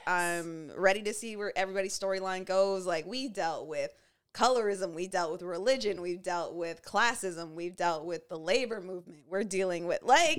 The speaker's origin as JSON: {"language": "English", "country": "Canada", "said": "You're here to be fun, fine, black, and Canadian like us, and you're not that sorry about it."}